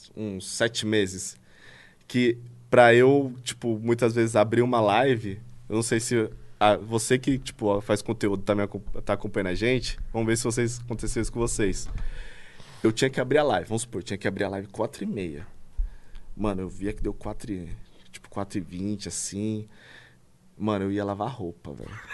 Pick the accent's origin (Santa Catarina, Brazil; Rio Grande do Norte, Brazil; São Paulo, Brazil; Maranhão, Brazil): São Paulo, Brazil; eu cresci na Vila Brasilândia, tá ligado? Ah. Que é um, um local considerado muito perigoso pro paulista